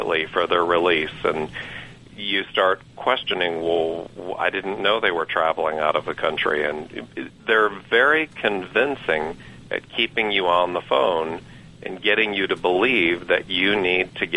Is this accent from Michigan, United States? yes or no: yes; Michigan, United States; moved away as an adult; now in Georgia, United States; I grew up in Michigan and moved to Georgia to chase a career and start a family several years ago